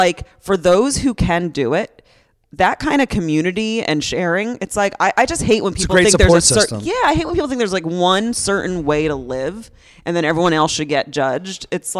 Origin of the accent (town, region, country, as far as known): Upper Dublin, Pennsylvania, United States; born or raised there